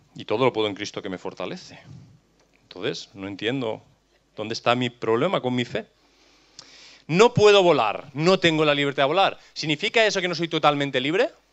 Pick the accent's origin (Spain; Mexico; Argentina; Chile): Spain; Catalonia; No tengo libertad para elegir mi lugar de nacimiento. Cachi, soy catalán